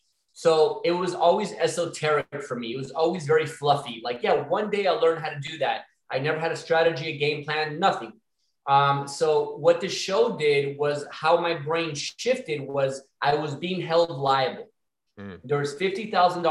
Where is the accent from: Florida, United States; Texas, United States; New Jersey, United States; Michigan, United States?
Florida, United States; Miami; I'm from Miami